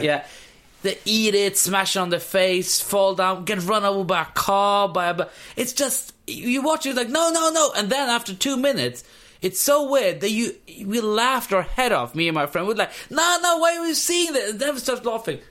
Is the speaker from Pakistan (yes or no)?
yes; Pakistan; I'm I'm from Pakistan